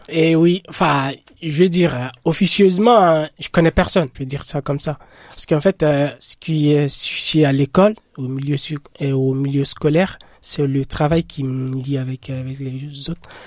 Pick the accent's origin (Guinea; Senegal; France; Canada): Guinea; moved away; je suis guinéen